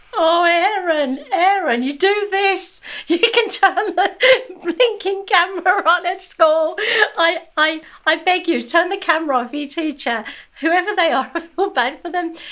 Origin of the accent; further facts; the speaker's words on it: United Kingdom; I'm a Brit